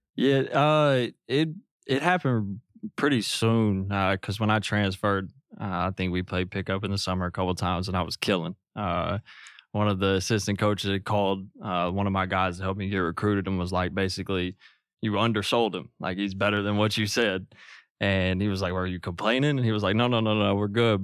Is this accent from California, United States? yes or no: no; Newark, Arkansas, United States; moved away as an adult; now in Los Angeles, United States; from where I'm from